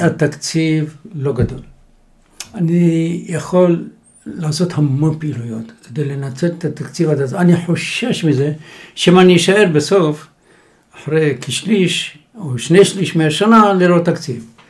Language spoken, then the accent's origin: Hebrew; Jerusalem, Jerusalem District, Israel; now in Tzur Hadassah, Israel; ירושלים, אנחנו דור שלישי בירושלים אכן.